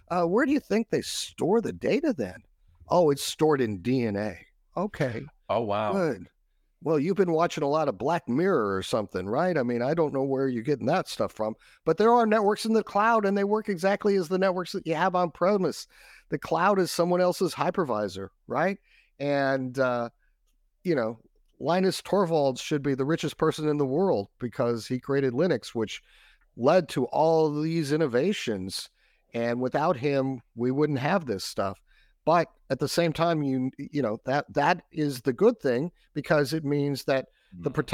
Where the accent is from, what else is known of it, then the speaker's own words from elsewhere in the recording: Texas, United States; I'm from Texas, and I consider Australia to be the Texas of the South Pacific because everybody's super friendly and they barbecue a lot.